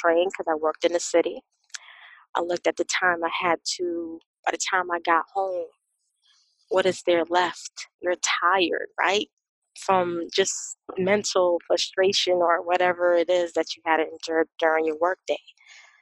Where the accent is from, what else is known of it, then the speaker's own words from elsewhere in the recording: Boston, Massachusetts, United States; I grew up in Boston. I grew up in the city, urban area